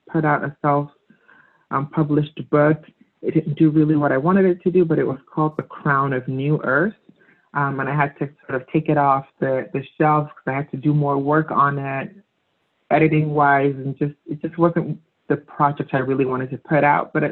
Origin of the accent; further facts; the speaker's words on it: Lagos, Nigeria; moved away; growing up in Africa, Nigeria